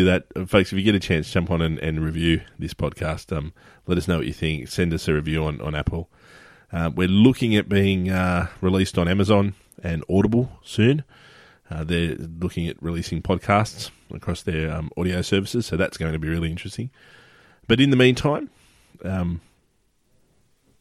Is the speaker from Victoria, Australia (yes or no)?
no; Sydney, New South Wales, Australia; my hometown, which is Sydney, Australia